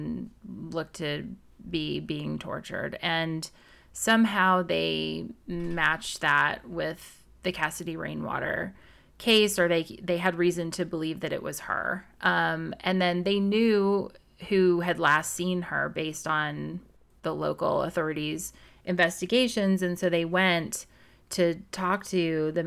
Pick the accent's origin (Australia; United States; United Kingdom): United States; Lebanon, Missouri; it has a Lebanon address, which is my hometown